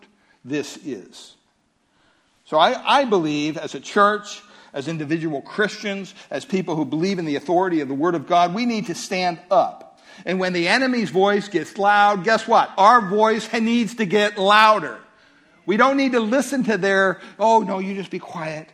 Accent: California, United States; I'm from California

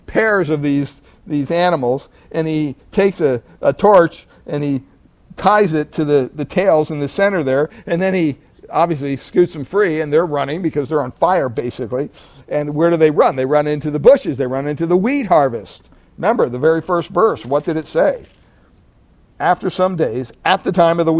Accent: Pennsylvania, United States; I grew up in Pennsylvania

